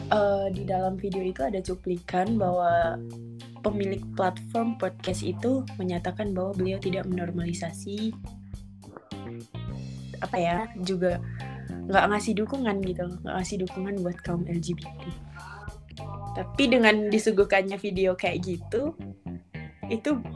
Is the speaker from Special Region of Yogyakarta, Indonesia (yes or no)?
no; Blora, Central Java, Indonesia; now in Konya, Turkey; selamat malam dari Turki. Mantap. … Aku domisili di Konya. Kalau di Indonesia-nya aku dari Blora, Jawa Tengah